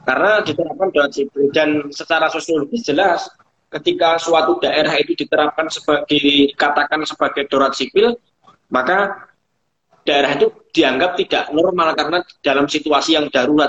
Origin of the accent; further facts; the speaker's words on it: Purworejo, Central Java, Indonesia; di daerah saya, di daerah Purworejo